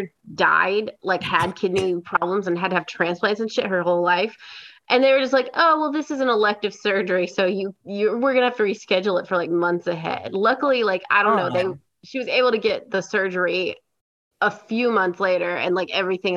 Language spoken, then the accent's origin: English; Cleveland, Tennessee, United States; moved away; my hometown of Cleveland, Tennessee, and it's a very conservative town